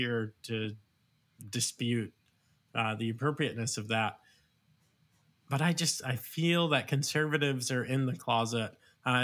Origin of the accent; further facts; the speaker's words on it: Virginia, United States; also born or lived in New York; I'm from New York technically, but I moved as a small child to Virginia in elementary school. So I love Virginia, went to college here